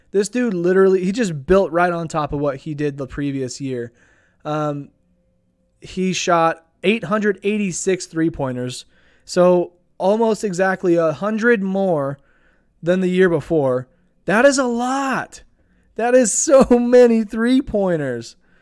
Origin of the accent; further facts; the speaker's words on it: Idaho Falls, Idaho, United States; my hometown of Idaho Falls